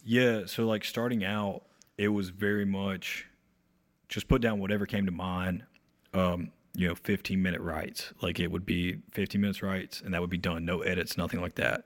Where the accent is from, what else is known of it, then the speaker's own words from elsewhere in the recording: Ararat, North Carolina, United States; I grew up in this small town, um, called Ararat, North Carolina, um, really close to Mount Airy